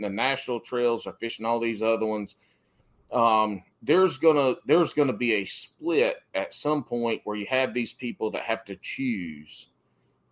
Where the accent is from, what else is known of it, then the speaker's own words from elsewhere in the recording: South Carolina, United States; moved away as an adult; now in Augusta, Georgia area, United States; I grew up in South Carolina. I fished Santee